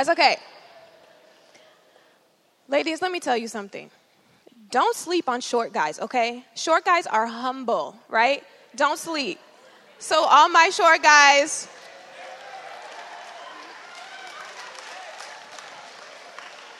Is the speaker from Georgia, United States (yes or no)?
yes; Georgia, United States; moved away as an adult; also born or lived in Minneapolis, Minnesota; I was born in Minneapolis, but I grew up in Georgia